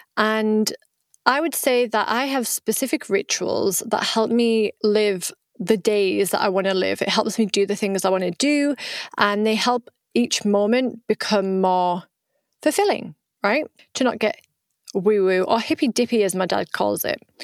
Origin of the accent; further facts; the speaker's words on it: United Kingdom; accent: British; moved away as an adult; also born or lived in Vietnam; now in France; I am British, right? That's where I was born, as you can tell by my accent, but I live in the south of France